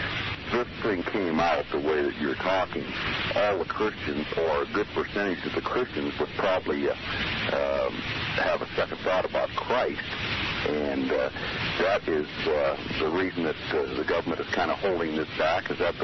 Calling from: Susanville, California, United States

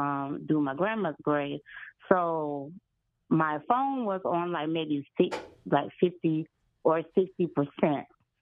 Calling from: South Carolina, United States; I'm from South Carolina.

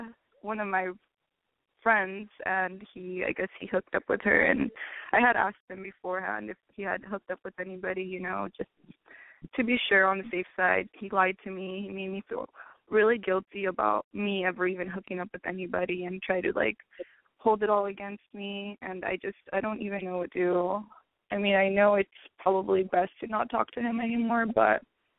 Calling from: Riverside, California, United States

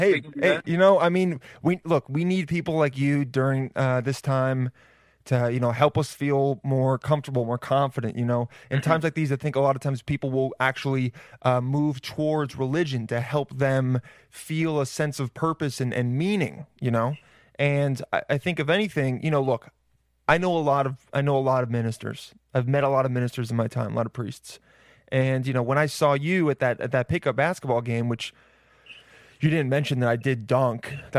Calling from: Mooresville, North Carolina, United States; Oh, I'm recording from North Carolina.

